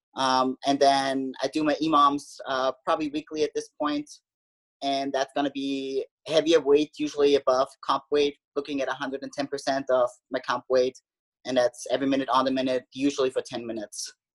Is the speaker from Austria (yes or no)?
yes; Austria; moved away as an adult; now in United States; I grew up in Austria.